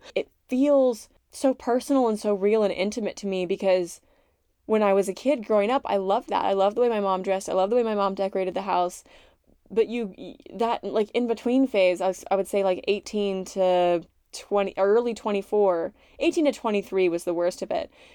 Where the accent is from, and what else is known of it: Gloucester, Massachusetts, United States; born or raised there; moved away as an adult